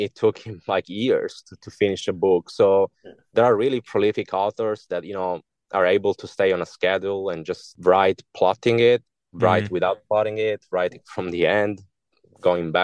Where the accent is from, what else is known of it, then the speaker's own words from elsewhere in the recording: Italy; English is a second language; moved away; all my initial works are in Italian because I'm from Italy originally